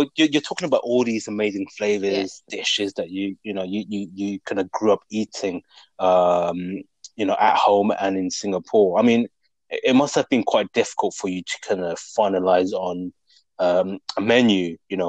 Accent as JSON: {"language": "English", "country": "United Kingdom", "tie": "born or raised there", "said": "Being British born Chinese, I grew up here my whole life."}